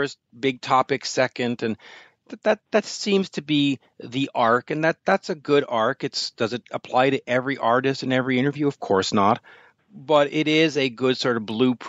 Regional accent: Montreal, Quebec, Canada; my hometown of Montreal

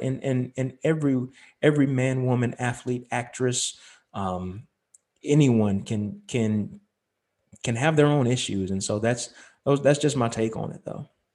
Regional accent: Lexington, North Carolina, United States; moved away as an adult; also born or lived in Charlotte, North Carolina; I was born in Charlotte, grew up in Lexington

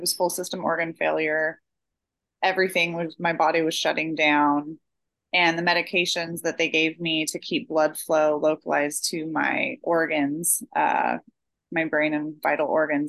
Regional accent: Oregon, United States; I'm from Oregon in the US, and that's like a running mecca. And so I grew up running the Hood to Coast every year in high school

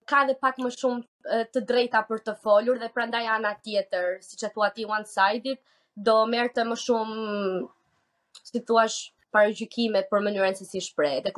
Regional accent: Albania; Edhe ne si si femra shqiptare

